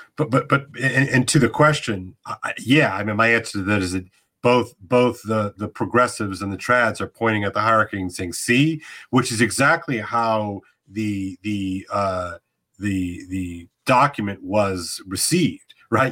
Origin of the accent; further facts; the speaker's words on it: United States; I'm American after all